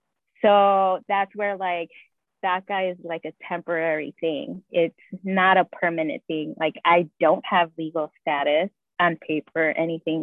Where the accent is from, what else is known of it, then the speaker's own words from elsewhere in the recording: Chicago, Illinois, United States; And then you put, okay, I'm from Chicago, Illinois, and then it like narrows down even more.